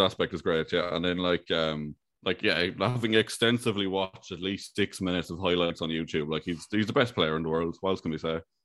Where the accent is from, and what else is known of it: Ireland